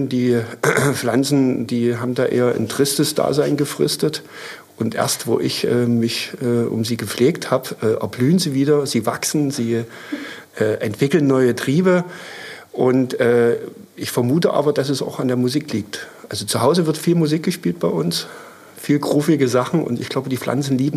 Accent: Dresden, Saxony, Germany; bin gebürtiger Dresdner, wohne in der Neustadt

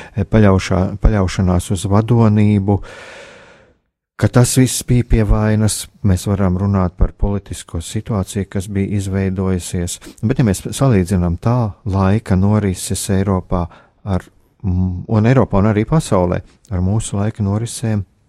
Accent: Latvia; mēs esam latvieši, mēs, jā, mēs piedaram latviešu tautai

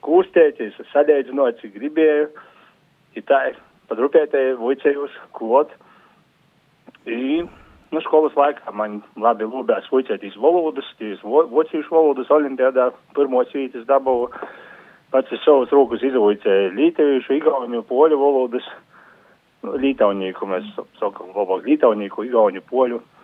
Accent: Latgale, Latvia; Mana baba bija no Rēzaknes aprinka, es no Latgalīte

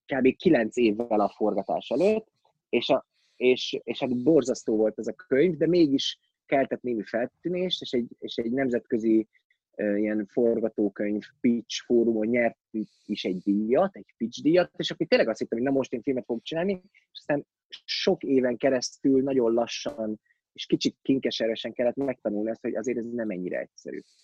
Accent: Miskolc, Borsod-Abaúj-Zemplén, Hungary; born or raised there; moved away as an adult; also born or lived in Budapest

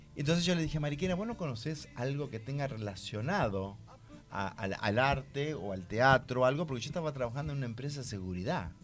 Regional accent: Santa Fe, Argentina; moved away as an adult; now in Buenos Aires, Argentina; Yo soy de Santa Fe.

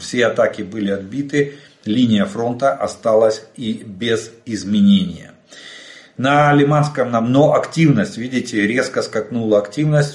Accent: Ukraine; мы из Украины

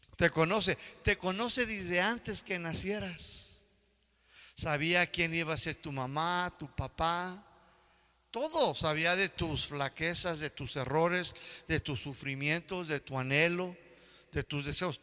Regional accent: United States; now in Mexico; Yo que crecí en Estados Unidos

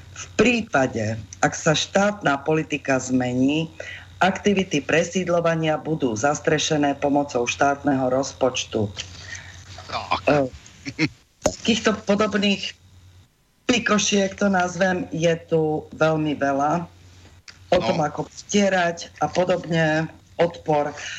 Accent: Slovakia; som Slovenka

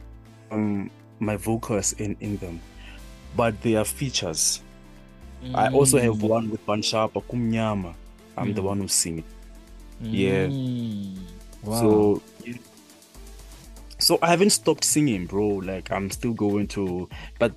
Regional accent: South Africa; we grew up together here in Maikasi here.

